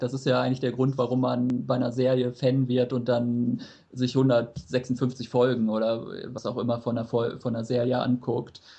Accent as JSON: {"language": "German", "country": "Germany", "said": "als Deutscher"}